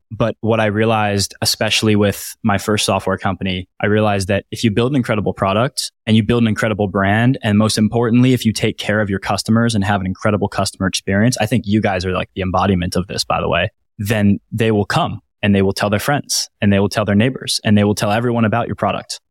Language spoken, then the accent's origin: English; Washington, District of Columbia, United States; my hometown in the Washington, D C area